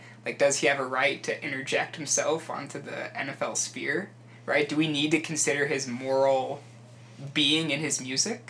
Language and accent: English; Utah, United States; growing up in Utah County, like the whitest of whitest places